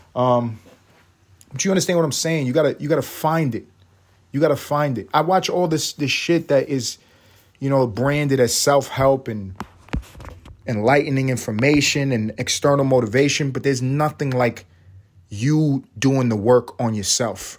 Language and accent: English; United States; We're American